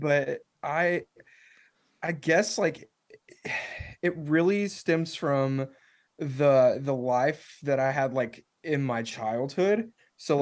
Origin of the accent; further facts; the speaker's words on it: Nashville, Tennessee, United States; I'm from Nashville